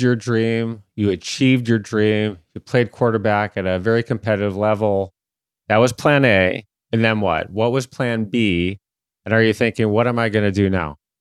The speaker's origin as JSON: {"language": "English", "town": "Detroit", "region": "Michigan", "country": "United States", "tie": "born or raised there", "said": "my hometown team, the Detroit Tigers"}